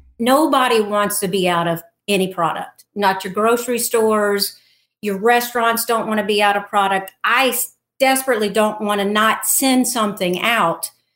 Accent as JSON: {"language": "English", "region": "Louisiana", "country": "United States", "moved": "yes", "lives_now": "Mississippi Gulf Coast, United States", "said": "We're both originally from Louisiana."}